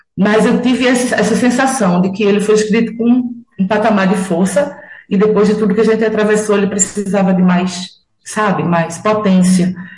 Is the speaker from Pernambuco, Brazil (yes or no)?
yes; Carpina, Pernambuco, Brazil; also born or lived in Recife; eu moro aqui desde criança